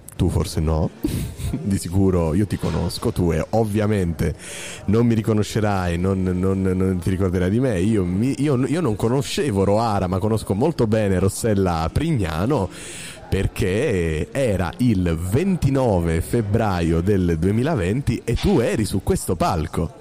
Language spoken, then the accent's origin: Italian; Lucania, Basilicata, Italy; also born or lived in Apulia; anch'io sono lucano, ma sono nato in Puglia